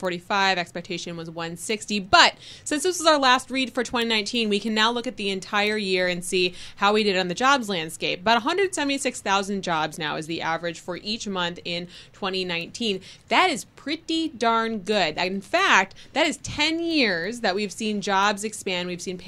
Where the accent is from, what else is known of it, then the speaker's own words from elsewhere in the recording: Wisconsin, United States; You know, I'm from Wisconsin, so like when you get nice weather in January, you take advantage of it.